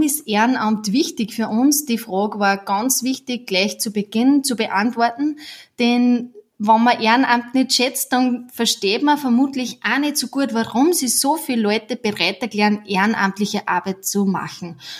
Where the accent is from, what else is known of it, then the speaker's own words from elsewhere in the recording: Upper Austria, Austria; Wir kommen aus Oberösterreich und sind quasi in Vereinen aufgewachsen.